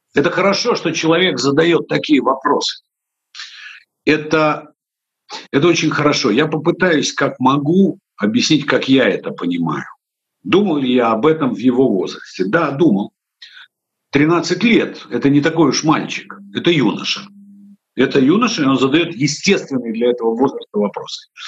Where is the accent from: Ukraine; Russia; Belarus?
Ukraine; Odesa, Odesa Oblast; у нас их в Одессе называли рачки